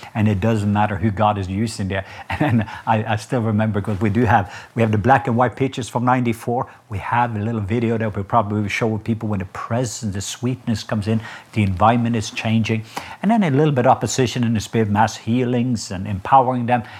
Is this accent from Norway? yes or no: yes; Norway; now in United States; I'm Norwegian